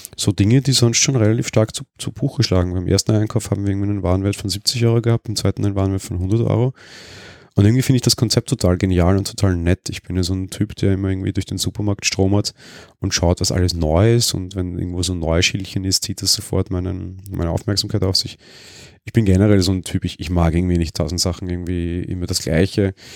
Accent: Vienna, Austria; Ich bin ja Wiener

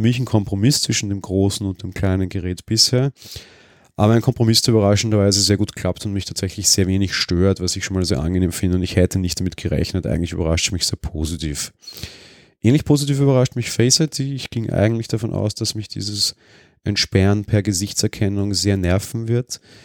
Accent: Vienna, Austria; Ich bin ja Wiener

